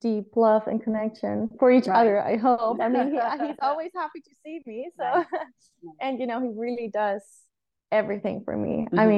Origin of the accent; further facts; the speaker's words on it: Germany; I was actually riding for my home country, which was, I mean, a great honor, especially because, Germany is very competitive